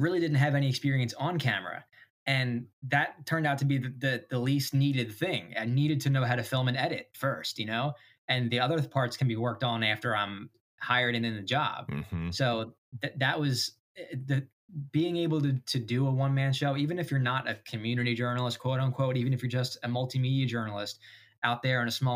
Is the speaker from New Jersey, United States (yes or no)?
yes; Washington Township, New Jersey, United States; I grew up in Washington Township